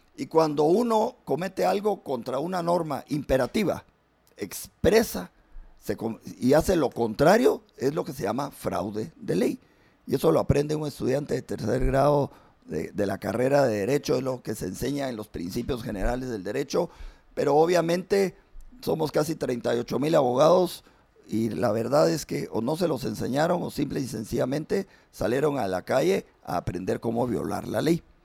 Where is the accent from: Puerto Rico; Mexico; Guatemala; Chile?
Guatemala; yo como, como ciudadano guatemalteca